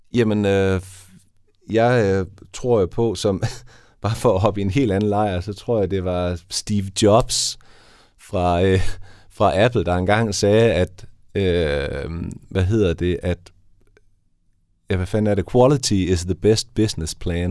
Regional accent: Haderslev, Southern Denmark, Denmark; moved away as an adult; also born or lived in Vojens / Copenhagen; now in Esbjerg, Denmark; Jeg er oprindeligt fra Haderslev. Så jeg er gået ned i Vojens der og opvokset i Haderslev, men flyttet til Esbjerg

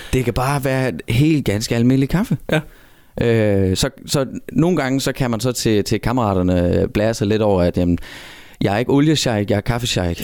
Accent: Southern Jutland, Southern Denmark, Denmark; Jeg kommer helt nede fra det kolde syd, helt ned omkring grænsen ved, øh, Kruså og Græsteen og alt dernede.

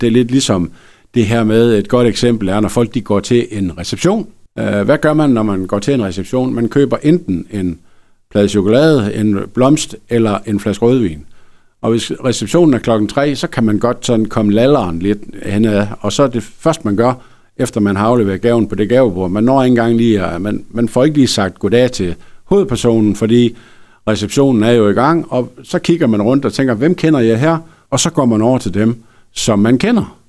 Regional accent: Frederikshavn, North Denmark Region, Denmark; jeg er fra Frederikshavn

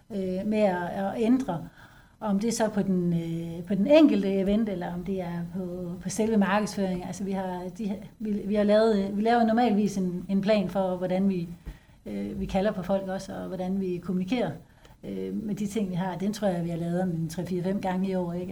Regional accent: Denmark; vi som danskere

